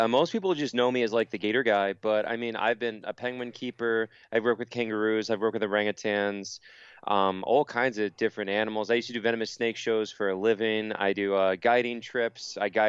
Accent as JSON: {"language": "English", "town": "Palm Bay", "region": "Florida", "country": "United States", "tie": "born or raised there", "said": "Yeah, so I'm from Palm Bay in Central Florida, and mm-hmm. I grew up there."}